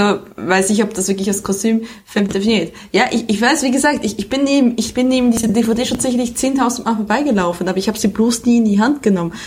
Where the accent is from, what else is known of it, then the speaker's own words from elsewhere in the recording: Switzerland; moved away; das Leben als Auslandschweizerin